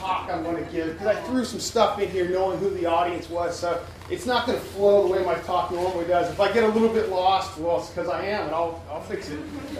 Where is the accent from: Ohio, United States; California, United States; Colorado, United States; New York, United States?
California, United States; also born or lived in Dallas / Denver; now in Baton Rouge, United States; But I'm from California. I lived in Dallas. I lived in Denver. I lived a few places.